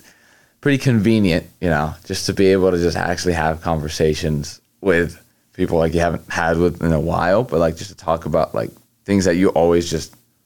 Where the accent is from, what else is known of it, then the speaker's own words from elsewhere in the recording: Egypt; also born or lived in Houston, United States; Well, where I'm from is Egypt. I was born in Houston, Texas. But lately I've been living in Egypt for like the past 3 years.